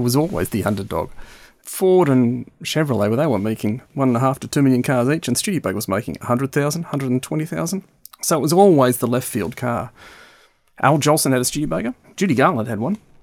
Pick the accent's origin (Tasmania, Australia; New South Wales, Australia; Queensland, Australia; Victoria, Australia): Victoria, Australia; Melbourne; now in United Kingdom; Growing up in Melbourne, which was the back end of the world in the early sixties and the late sixties